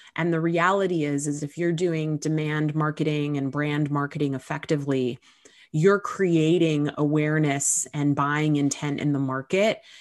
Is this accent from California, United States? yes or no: yes; Southern California, United States; moved away as an adult; now in New York, United States; I grew up in Southern California, but I moved to New York when I was nineteen. I've been here ever since.